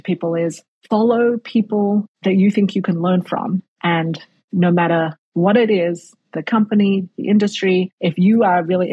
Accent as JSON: {"language": "English", "country": "Australia", "tie": "born or raised there", "moved": "yes", "said": "I grew up in Australia"}